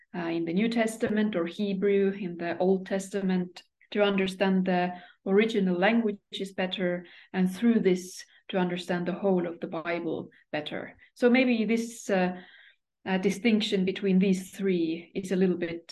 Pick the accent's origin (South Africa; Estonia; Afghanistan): Estonia; moved away as an adult; now in Sweden; I come from Estonia